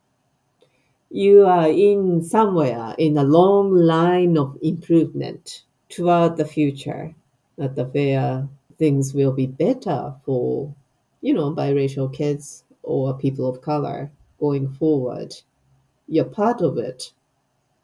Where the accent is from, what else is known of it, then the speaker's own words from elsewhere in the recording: Japan; moved away as an adult; now in Scotland, United Kingdom; I have a history as a Japanese person born and bred in Japan. I know I have identity as a Japanese who lives in Scotland.